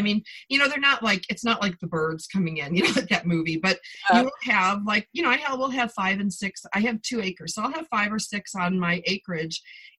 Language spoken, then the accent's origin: English; Buffalo, New York, United States; My point was that, you know, I came from Buffalo.